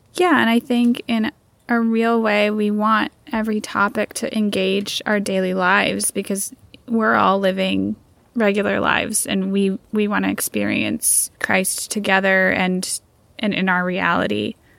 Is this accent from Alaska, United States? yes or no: yes; Alaska, United States; moved away as an adult; also born or lived in Indiana / San Diego / Seattle; now in Boise, United States; I'm originally from Alaska